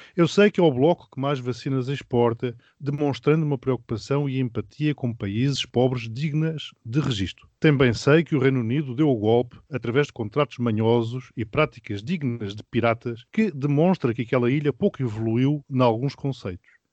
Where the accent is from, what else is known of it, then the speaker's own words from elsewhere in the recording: Mozambique; now in Portugal; Moçambique, de onde eu sou natural